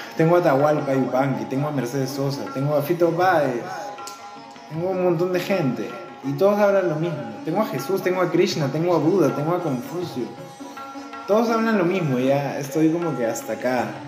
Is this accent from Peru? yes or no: yes; Peru; todos somos peruanos